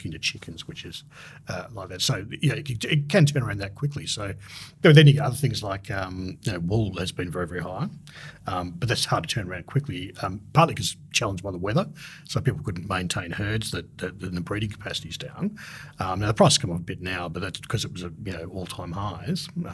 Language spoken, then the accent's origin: English; Australia